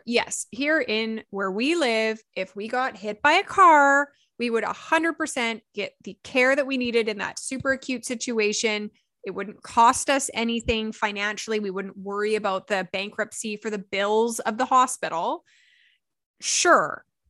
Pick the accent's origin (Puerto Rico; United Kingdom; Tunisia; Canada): Canada; we're Canadian